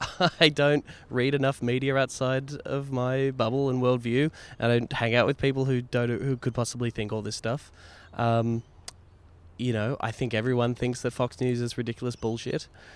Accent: Warrnambool, Victoria, Australia; now in Melbourne, Australia; I was going home from Melbourne to my hometown of Warrnambool to see my parents.

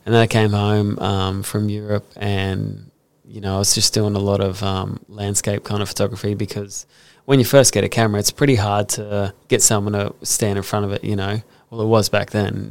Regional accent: Brisbane, Queensland, Australia; also born or lived in Gold Coast; I grew up in Brisbane

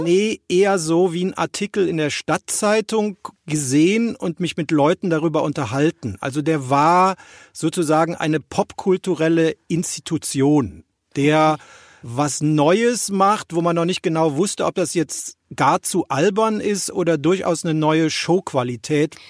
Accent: Rhineland, Germany; Als Rheinländer

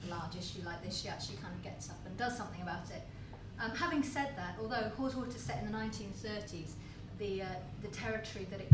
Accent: Lake District, North West England, United Kingdom; I come from the Lake District

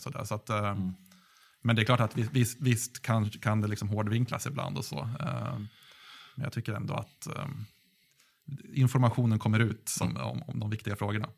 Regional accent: Gävle, Gävleborg County, Sweden; Jag kommer från Gävle

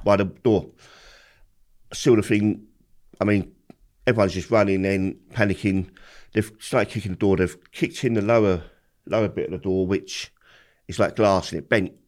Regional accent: London, United Kingdom; I've grew up in Peckham

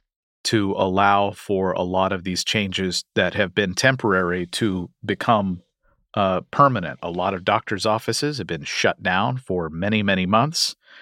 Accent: Kentucky, United States; My home state of Kentucky is one of them.

